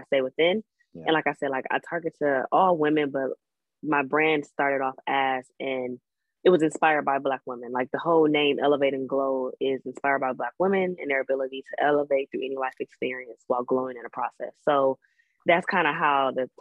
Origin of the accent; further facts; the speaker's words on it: Detroit, Michigan, United States; I'm from Detroit.